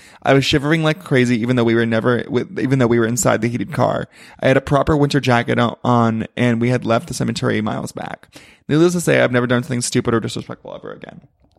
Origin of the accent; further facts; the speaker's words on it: Plainsboro, New Jersey, United States; I grew up in New Jersey, and a part of New Jersey where there are farms everywhere, and it's boring as fuck. It's literally called Plainsboro.